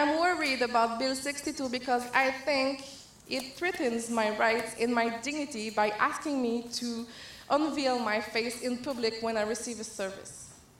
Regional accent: Montreal, Quebec, Canada; I'm from Montreal, Quebec. An important part of my faith is wearing my niqab.

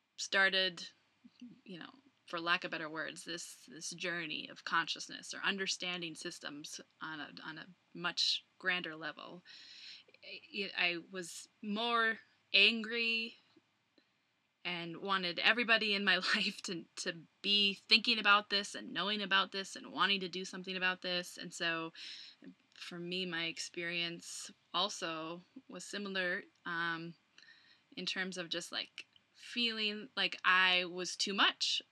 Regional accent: Plymouth, Minnesota, United States; moved away as an adult; now in Colorado, United States; Minneapolis, Minnesota, but I grew up in Plymouth.

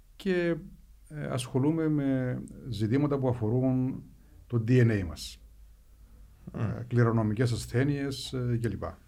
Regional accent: Strovolos, Nicosia District, Cyprus; moved away as an adult; also born or lived in Athens, Greece / United States; γεννήθηκα μεγάλωσα στο Στρόβολο

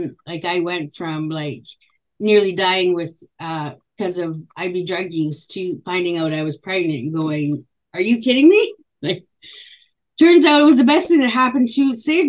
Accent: Île-à-la-Crosse, Saskatchewan, Canada; I was born in northern Saskatchewan in a place called Isle Cross, Saskatchewan, and I'm actually a 60 scoop survivor

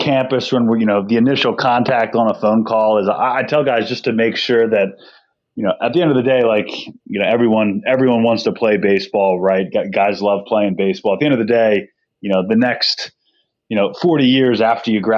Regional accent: Delaware County, Pennsylvania, United States; I'm from Delaware County. I went to Garnet Valley High School

